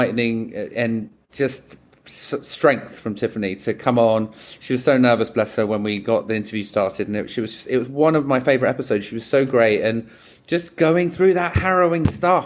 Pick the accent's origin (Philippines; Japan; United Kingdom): United Kingdom; England; now in United States; as an Englishman living in America and not living in the country that you're born